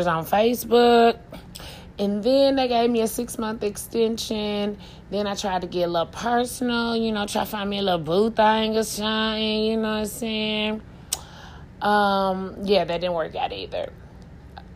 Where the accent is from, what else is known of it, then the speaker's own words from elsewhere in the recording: Tulsa, Oklahoma, United States; I'm from Tulsa, Oklahoma. North side, to be exact.